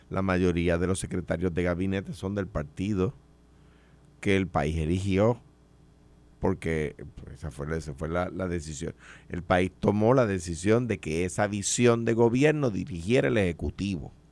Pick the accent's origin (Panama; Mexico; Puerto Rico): Puerto Rico; pero me pongo a su disposición, por supuesto, eh, como cualquier puertorriqueño debe ponerse.